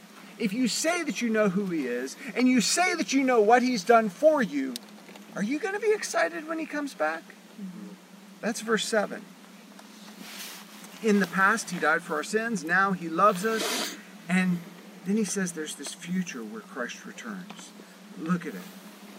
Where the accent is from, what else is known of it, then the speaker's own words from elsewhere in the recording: Georgia, United States; I grew up in Georgia. If you hear me talk long enough, you'll hear me use y'all.